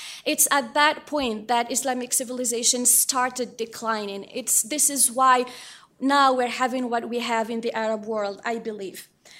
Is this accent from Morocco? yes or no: yes; Morocco; some details and some stories of Amir that I personally had to experience growing up in Morocco.